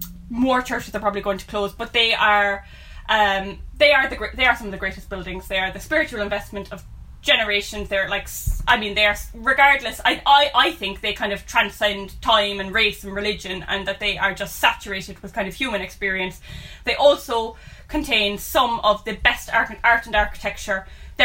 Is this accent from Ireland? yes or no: yes; Cork, Munster, Ireland; We grew up in Turner's Cross, which is a 1920 suburb of Cork City in Ireland.